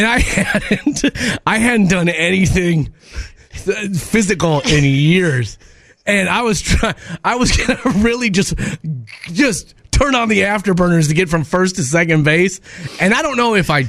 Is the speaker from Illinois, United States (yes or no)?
no; Minneapolis, Minnesota, United States; I grew up in North Minneapolis